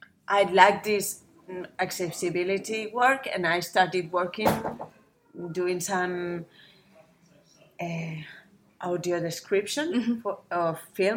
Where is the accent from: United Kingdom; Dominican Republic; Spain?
Spain; Zaragoza, Aragon; English is a second language; I'm from Zaragoza, mm-hmm. Zaragoza. And yeah, it's not really big. It's less than 1 million inhabitants. It's in the northeast of Spain, just in the middle from Barcelona to Madrid.